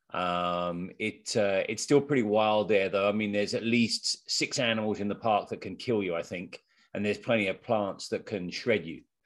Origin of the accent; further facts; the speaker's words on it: England, United Kingdom; moved away; I'm really from England